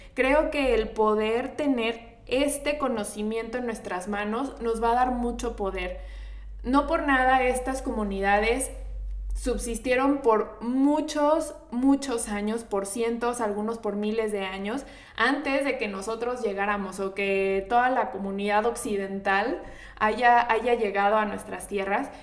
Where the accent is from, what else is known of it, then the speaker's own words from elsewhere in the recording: Mexico; nosotros como mexicanos